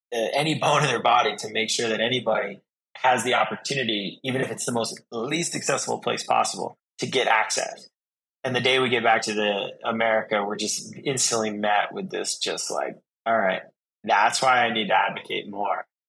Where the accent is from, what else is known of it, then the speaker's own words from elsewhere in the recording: Vermont, United States; I'm originally from Vermont